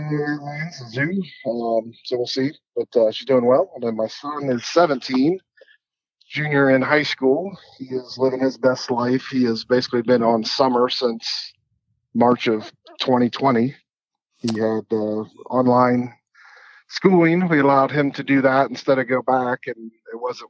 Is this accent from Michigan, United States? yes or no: no; Clayton, Ohio, United States; also born or lived in Columbus, Ohio; I was born in Dayton, Ohio, grew up there, just a suburb called Clayton, just outside of Dayton